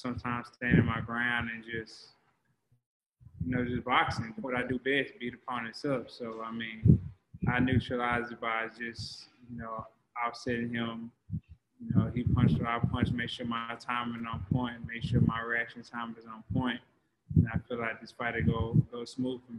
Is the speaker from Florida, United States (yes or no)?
no; Dallas, Texas, United States; my hometown fans